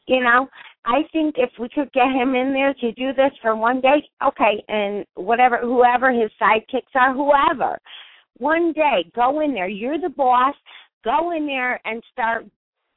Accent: Connecticut, United States; I'm from Connecticut

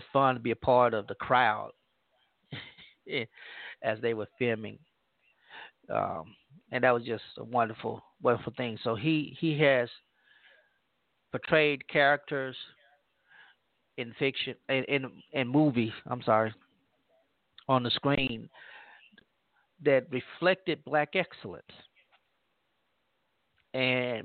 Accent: Louisiana, United States; moved away; my home state of Louisiana and my hometown in Louisiana

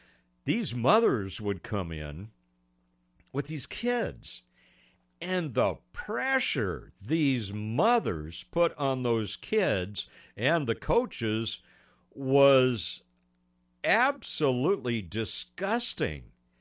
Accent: Pasadena, California, United States; I grew up in Pasadena, Altadena area.

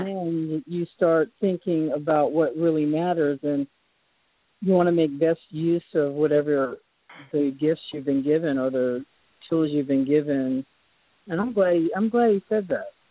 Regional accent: Boston, Massachusetts, United States; moved away; I was born in Boston

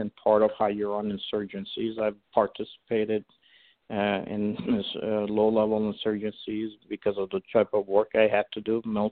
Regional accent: Iran; now in United States; I was born in Iran. I'm an Assyrian Christian

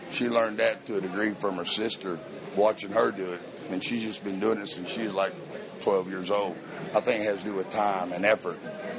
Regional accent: Edmond, Oklahoma, United States; Edmond. We're from Edmond.

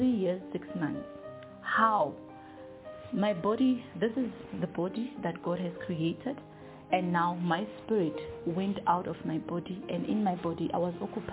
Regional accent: Kiani, Limpopo, South Africa; I was raised and born in Kiani, Limpopo

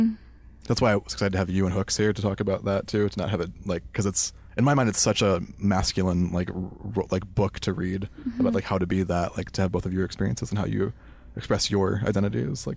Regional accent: United States; just being an American

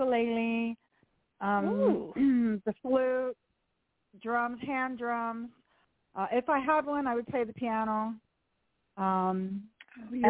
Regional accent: Southern California, United States; I grew up in Southern California in a Christian home

